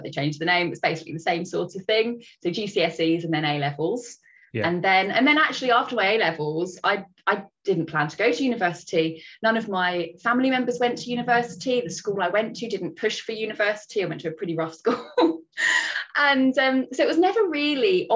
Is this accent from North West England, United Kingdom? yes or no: no; Brighton, South East England, United Kingdom; born or raised there; moved away as an adult; also born or lived in Oxford